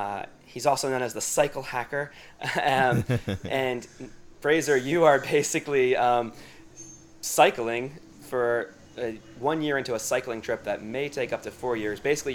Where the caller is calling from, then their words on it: Hoi An, Quang Nam, Vietnam; calling in today from Hoi An, Vietnam.